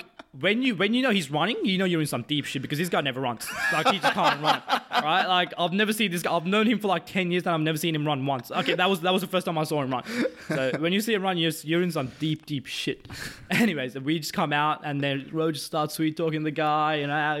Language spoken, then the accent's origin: English; Canberra, Australian Capital Territory, Australia; Yeah, I'm from Canberra.